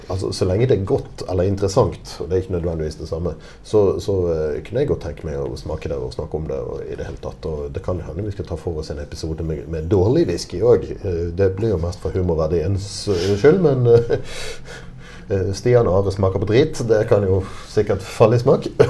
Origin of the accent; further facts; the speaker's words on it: Bergen, Vestland, Norway; accent: Bergen dialect; now in Oslo, Norway; jeg kommer fra, fra Bergen. Eller rettere sagt fra Arna i Bergen